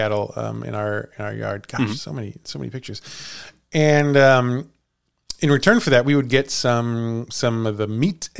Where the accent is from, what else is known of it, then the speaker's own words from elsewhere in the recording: Villa Ridge, Missouri, United States; I grew up in Villa Ridge, Missouri.